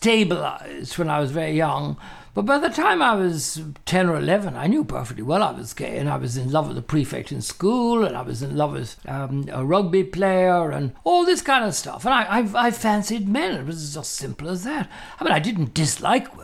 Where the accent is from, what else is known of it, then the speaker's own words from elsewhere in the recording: Ireland; they used to refer to me as the Irish homosexual